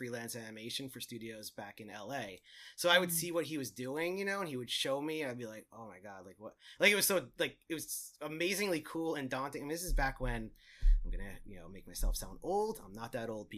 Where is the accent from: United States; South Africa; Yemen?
United States; Long Island, New York; I'm from Long Island, New York